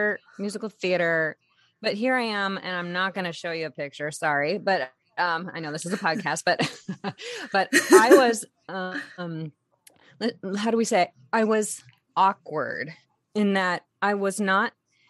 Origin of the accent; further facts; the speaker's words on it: San Diego, California, United States; I grew up in San Diego and I did not come from a showbiz family at all